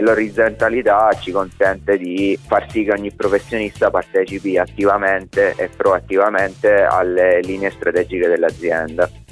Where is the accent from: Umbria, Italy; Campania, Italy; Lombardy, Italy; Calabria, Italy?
Calabria, Italy; moved away as an adult; Ero un calabrese fuori sede, adesso sono un calabrese di ritorno